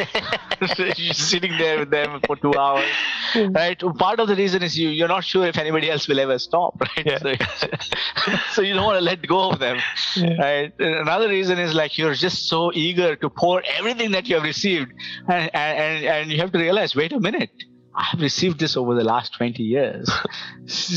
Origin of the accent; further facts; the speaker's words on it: India; now in Toronto, Canada; as an Indian